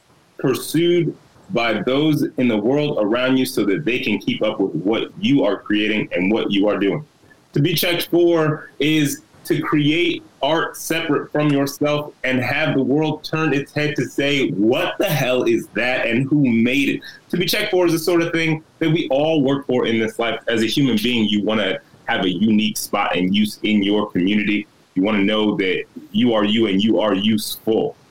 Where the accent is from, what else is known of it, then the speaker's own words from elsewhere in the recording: Chicago, Illinois, United States; as a Chicagoan